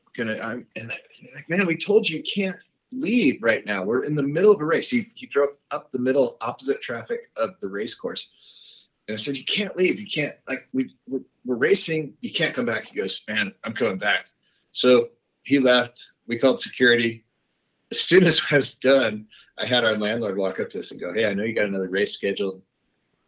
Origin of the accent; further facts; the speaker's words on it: San Clemente, California, United States; I grew up in San Clemente, California